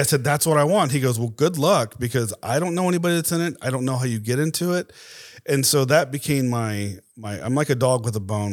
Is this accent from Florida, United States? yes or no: yes; Tampa, Florida, United States; moved away as an adult; now in Dallas, United States; grew up there, went to school, uh, in Tampa